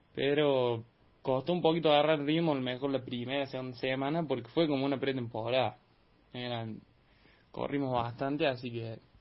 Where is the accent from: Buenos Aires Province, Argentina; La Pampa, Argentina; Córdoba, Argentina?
Córdoba, Argentina; General Cabrera; acá en, mi pueblo, en Cabrera